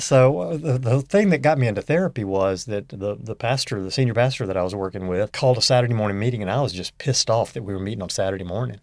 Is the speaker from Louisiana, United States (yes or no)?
yes; Northeast Louisiana, United States; moved away; also born or lived in Arkansas / Fort Worth, Texas / Houston, Texas; I grew up in Northeast Louisiana